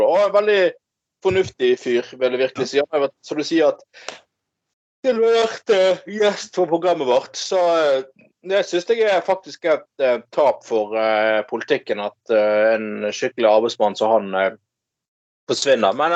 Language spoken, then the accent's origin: Norwegian; Bergen, Vestland, Norway; Jeg er faglært kokk fra Bergen. I am a faglært kokk. Kokk fra Bergen, fra Salmon Bay, fra Laksvåg.